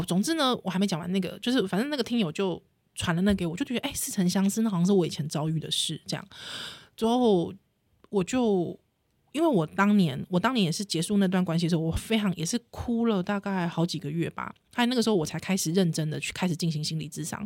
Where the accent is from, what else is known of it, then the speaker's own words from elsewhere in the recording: New Taipei, Taiwan; 我是台北人，就是新，新北市人